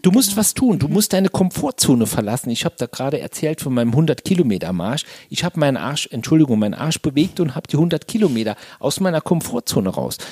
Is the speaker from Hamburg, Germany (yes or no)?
no; Saarland, Germany; Also ich komme aus dem Saarland und habe gedacht, mit dem Dialekt kannst du nie auf eine Bühne, da versteht dich kein Mensch